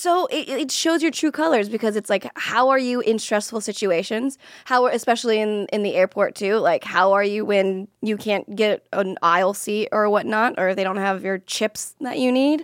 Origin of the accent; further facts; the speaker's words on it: Florida, United States; I'm from Florida, and a lot of people that I went to high school